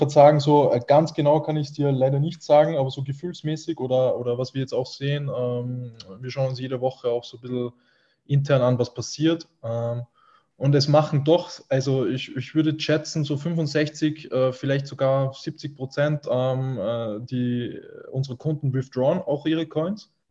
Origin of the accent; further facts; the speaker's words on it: Austria; natürlich einfach äh, eine, eine, große Sache auch bei uns in Österreich.